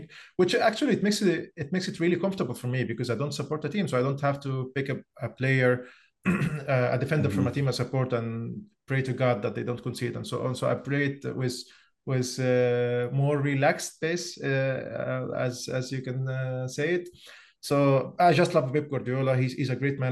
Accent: Egypt; moved away as an adult; now in Oslo, Norway; I'm originally from Egypt. I moved to Norway around 6 years ago, and I live in Oslo

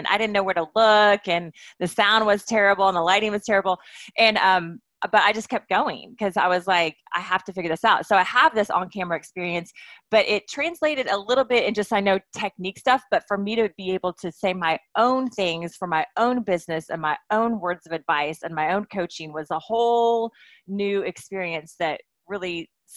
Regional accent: Wichita, Kansas, United States; now in Santa Monica, United States; I'm a Kansas girl. I grew up in Wichita

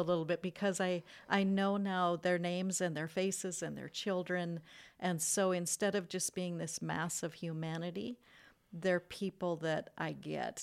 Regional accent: United States; an American-born citizen

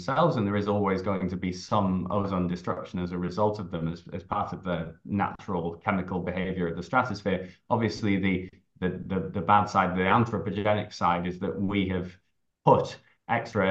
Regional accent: Harrogate, Yorkshire and the Humber, United Kingdom; accent: English, Scottish and New York; moved away; also born or lived in Scotland / New York; growing up in Harrogate in North Yorkshire

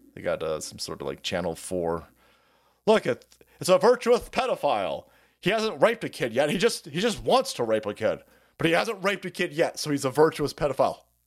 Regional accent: California, United States; I'm a Californian

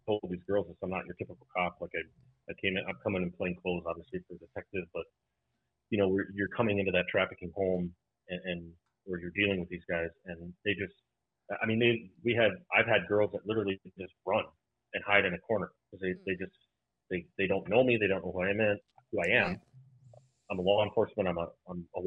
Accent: Irving, Texas, United States; now in Wisconsin, United States; I grew up in Irving, Texas

